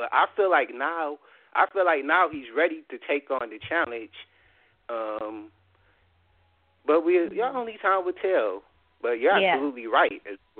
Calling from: Detroit, Michigan, United States; I'm calling from Detroit. First off, D-Town, representing.

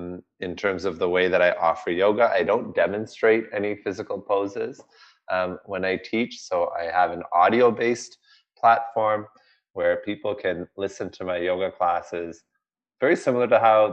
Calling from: Toronto, Ontario, Canada; I am coming from Toronto, Canada. We just had our annual spring snowfall, and we're ready for the summer season here.

